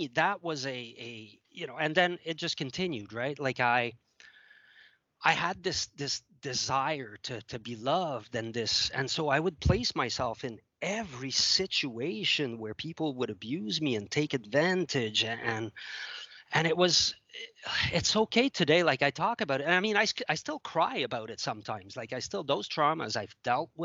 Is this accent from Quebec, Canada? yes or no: yes; Montreal, Quebec, Canada; first language French; English is a second language; moved away; also born or lived in Ottawa; I grew up in Montreal